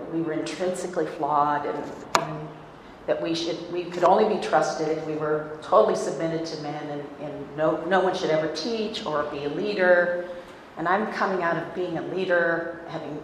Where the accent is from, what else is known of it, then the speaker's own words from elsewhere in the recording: Ohio, United States; moved away as an adult; also born or lived in Little Rock, Arkansas; I'm a northerner in the United States. I'm from Ohio